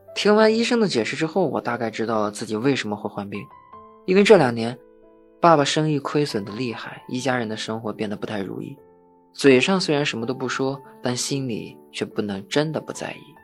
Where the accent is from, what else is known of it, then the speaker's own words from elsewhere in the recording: Fushun, Liaoning, China; 我是一名成长在抚顺的东北人